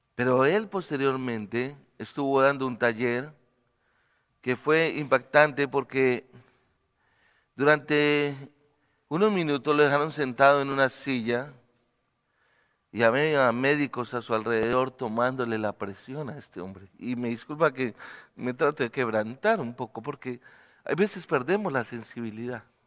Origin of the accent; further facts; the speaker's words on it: Bogotá, Colombia; moved away as an adult; now in Medellín, Colombia; vivo en la ciudad de Medellín, soy bogotano